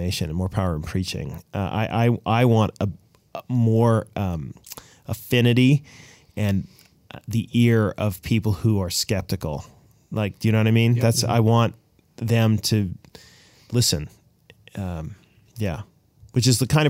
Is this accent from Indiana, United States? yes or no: no; Boston, Massachusetts, United States; moved away; I was born in Boston